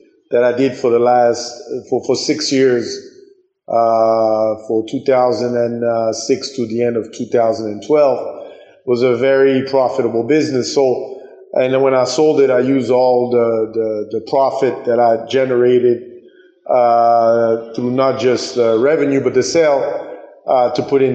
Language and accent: English; Burundi; also born or lived in United States; now in Rwanda; I grew up in Burundi, which is Central East Africa